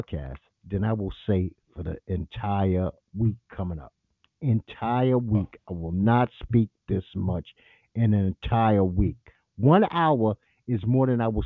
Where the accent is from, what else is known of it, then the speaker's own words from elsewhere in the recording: New York City, New York, United States; moved away; I'm from Bed-Stuy